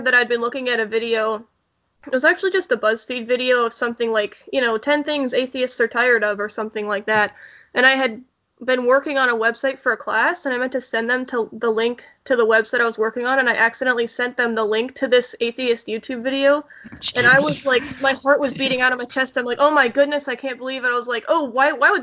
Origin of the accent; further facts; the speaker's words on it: Pittsburgh, Pennsylvania, United States; I'm from Pittsburgh